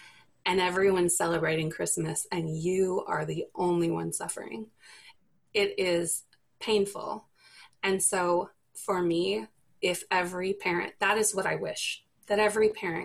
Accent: the South, United States; I'm from the South

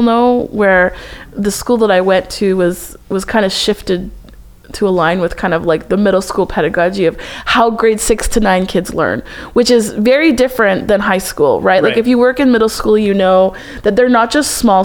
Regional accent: Alberta, Canada; we grew up in Canada, right? We both grew up and went to school in Alberta

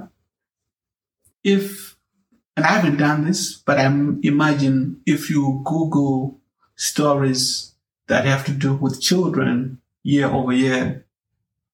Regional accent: Zimbabwe; When I was growing up in Zimbabwe

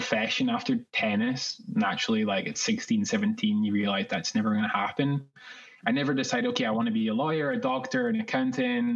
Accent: Scotland, United Kingdom; moved away as an adult; also born or lived in New York, United States; now in Los Angeles, United States; Originally from Scotland, if you can tell from my accent

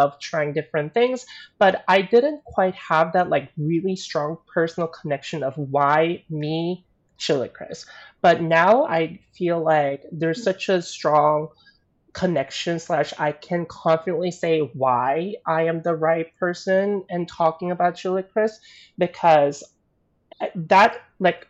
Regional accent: the South, United States; growing up in the South. So I didn't necessarily have a lot of like Asian friends or didn't grow up with a lot of Asian community slash culture.

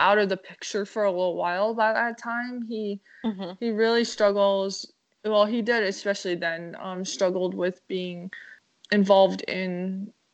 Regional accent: New Orleans, Louisiana, United States; also born or lived in Minneapolis, Minnesota; now in Chicago, United States; I was born in Louisiana, and after Hurricane Katrina, we moved to Minneapolis

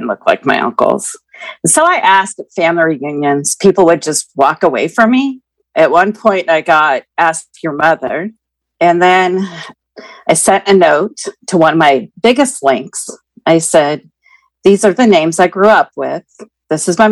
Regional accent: Keizer, Oregon, United States; I am 56, and I'm from Kaiser, Oregon

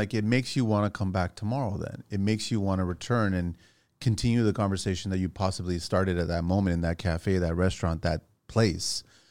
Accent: Tours, Centre-Val de Loire, France; born there; moved away; Right. So from us, we went Azores. It was my three older siblings. And then we went to France. He had to go there for to be in the army. And then they had me and they had my younger brother.

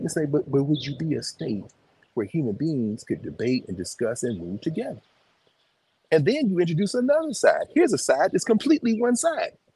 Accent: the South, United States; I was born in the South.

